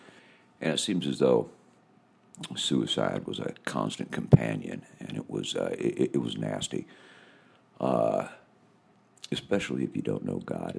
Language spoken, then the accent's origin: English; Washington, United States; also born or lived in Toronto, Canada / Okinawa, Japan; I'm an American. I'm from Washington State